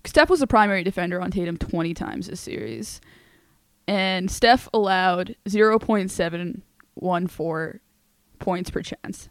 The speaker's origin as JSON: {"language": "English", "country": "Canada", "said": "as a Canadian"}